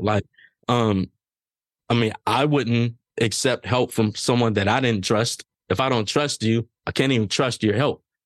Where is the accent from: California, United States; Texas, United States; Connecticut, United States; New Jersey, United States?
California, United States; Los Angeles; me growing up in South Central Los Angeles